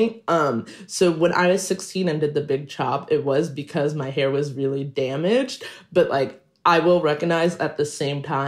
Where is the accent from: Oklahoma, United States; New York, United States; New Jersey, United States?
New York, United States; New York City; I'm Black, I'm non-binary, and I grew up in Queens, New York